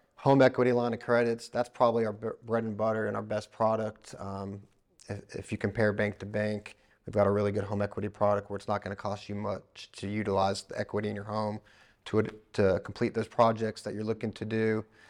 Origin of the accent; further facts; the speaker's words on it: Florida, United States; now in East Tennessee, United States; I grew up in Florida